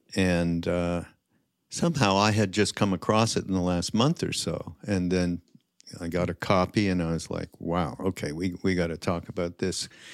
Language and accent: English; Montreal, Quebec, Canada; I'm from, Montreal